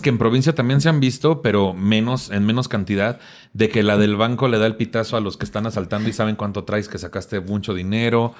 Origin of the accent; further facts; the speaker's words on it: Tampico, Tamaulipas, Mexico; also born or lived in Cuernavaca / Cancún; now in Mexico City, Mexico; Yo nací en Tampico, me fui a Cuernavaca y luego me fui a vivir a Cancún un tiempo.